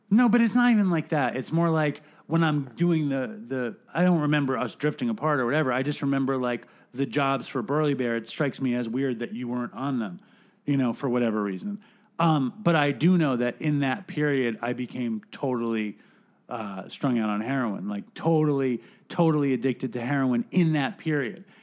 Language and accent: English; New York City, New York, United States; my lifetime of being a New Yorker